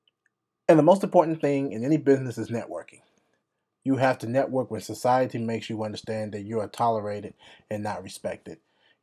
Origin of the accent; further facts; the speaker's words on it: France; I am 32 years old. My father's from Benin, West Africa. My mother is Italian, and I grew up in France.